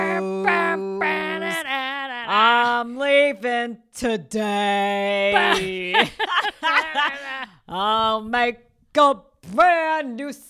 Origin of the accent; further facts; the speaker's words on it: New York, United States; So I went to my homeland, my people's homeland of Italy, and now my home state of New York.